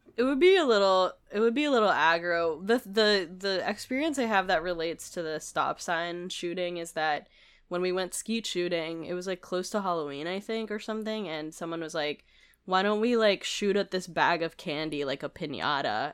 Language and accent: English; Manila, Metro Manila, Philippines; moved away; I grew up in Manila